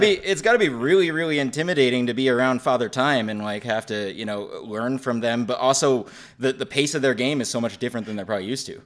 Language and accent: English; Western Massachusetts, United States; I grew up in Western Massachusetts